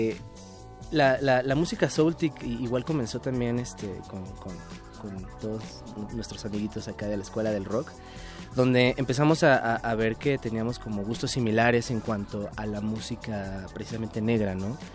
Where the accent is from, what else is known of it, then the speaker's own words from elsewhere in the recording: Mexico; somos latinos, todos somos, este, somos mexicanos